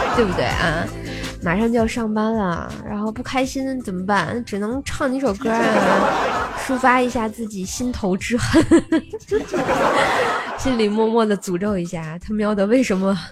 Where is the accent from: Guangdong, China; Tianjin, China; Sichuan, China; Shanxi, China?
Tianjin, China; 我没有暴露我是个天津人儿